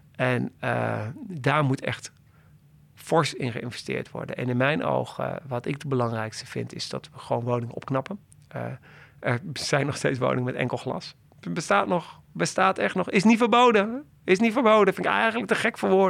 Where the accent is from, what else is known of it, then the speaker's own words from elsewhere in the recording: Doetinchem, Gelderland, Netherlands; moved away as an adult; now in Amsterdam, Netherlands; Ik ben eh, opgegroeid in Doetinchem.